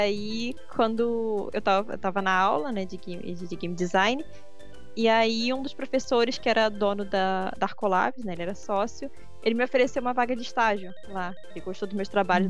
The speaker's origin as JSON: {"language": "Portuguese", "region": "Rio de Janeiro", "country": "Brazil", "said": "Eu sou do Rio de Janeiro, vocês vão ouvir bastante do meu sotaque"}